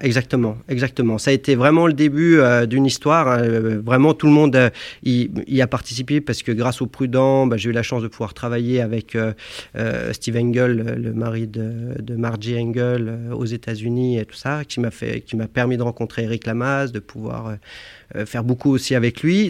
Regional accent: Annecy, Auvergne-Rhône-Alpes, France; je viens d'Annecy. Je suis né à Annecy. Hein. J'habitais un, petit village juste au-dessus d'Annecy, dans la montagne

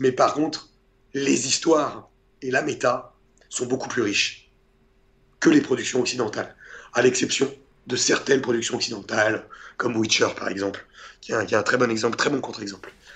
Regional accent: Portugal; moi je suis portugais

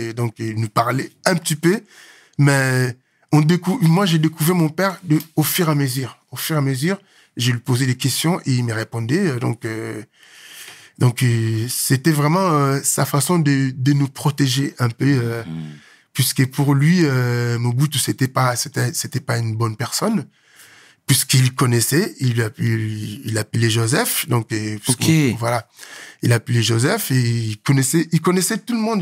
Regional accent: Kinshasa, DR Congo; moved away as an adult; also born or lived in South Africa / Angola / Morocco; je suis né à Kinshasa. Hein. Un petit jeune, un petit Quinois qui est mhm. né, grandi à Kinshasa

